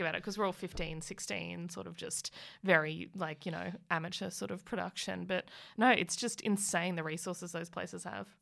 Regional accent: Muswellbrook, New South Wales, Australia; moved away; also born or lived in Newcastle / Melbourne / Canberra / Sydney; I grew up in Musselbrook

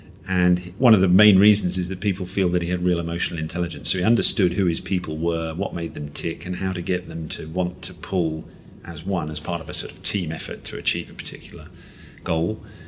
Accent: Malaysia; I grew up in Malaysia as a kid. And Malaysia, back in the 70s when I was a small kid, I mean, was an adventurous place.

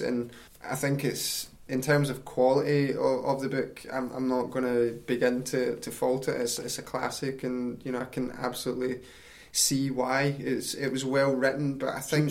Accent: East Kilbride, Scotland, United Kingdom; also born or lived in Glasgow; I grew up in East Kilbride, which is a great wee town

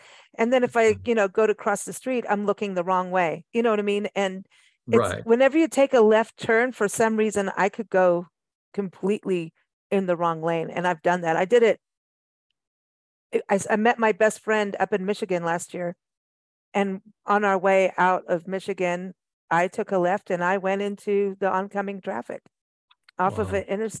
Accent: South Africa; also born or lived in Kenya / England; I mean, I grew up in South Africa and Kenya and England.

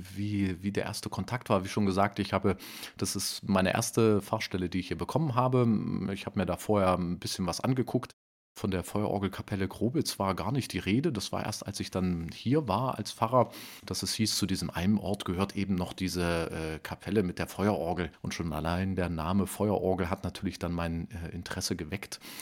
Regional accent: Erfurt, Thuringia, Germany; ich komme ja gebürtig aus Erfurt

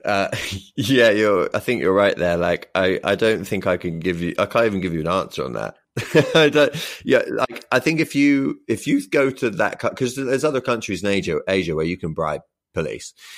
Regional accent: Oxfordshire, South East England, United Kingdom; also born or lived in Brighton / Tokyo, Japan; now in London, United Kingdom; I'm from Oxfordshire and I lived in Brighton for a long time

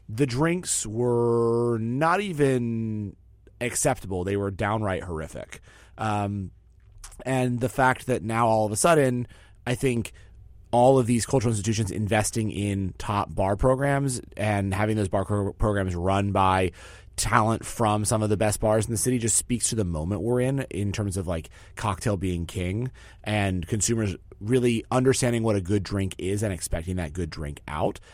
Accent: New York City, New York, United States; as a New Yorker

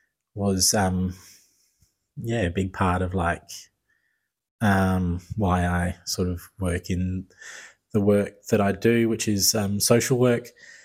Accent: Perth, Western Australia, Australia; We grew up in Perth.

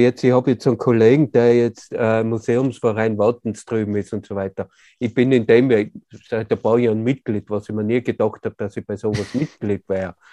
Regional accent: Tyrol, Austria; bei uns in Tirol

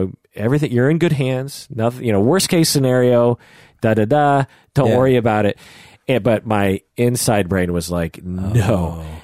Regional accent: Bogota, Bogotá Capital District, Colombia; From growing up in Bogota.

